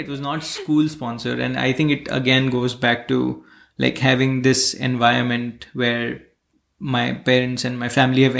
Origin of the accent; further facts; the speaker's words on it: Bharuch, Gujarat, India; So I come from Bharuch in Gujarat, which is a very small town in the west part of Gujarat. Or in the south part of Gujarat. And that's where I did most of my childhood.